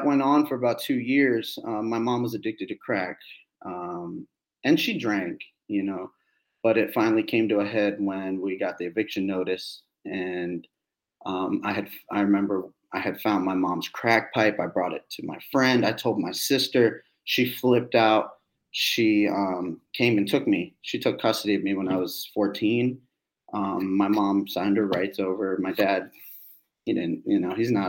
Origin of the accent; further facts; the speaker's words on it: Annandale, Virginia, United States; also born or lived in Alexandria, Virginia; I grew up in Northern Virginia from Annandale, Virginia, and then / Alexandria.